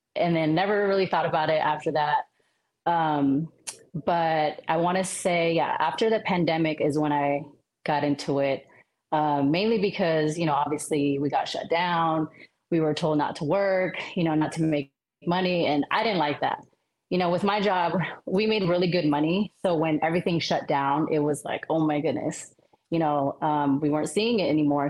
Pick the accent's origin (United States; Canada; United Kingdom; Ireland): United States; Sacramento, California; also born or lived in Cavite City, Philippines; now in Las Vegas, United States; I grew up in Sacramento, California